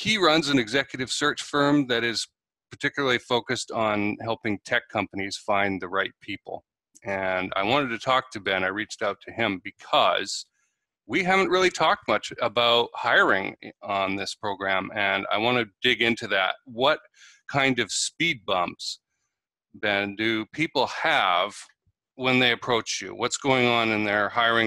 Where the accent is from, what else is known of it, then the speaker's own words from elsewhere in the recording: Canada; moved away as an adult; now in United States; I'm a Canadian and I live in the US. I've been here almost 10 years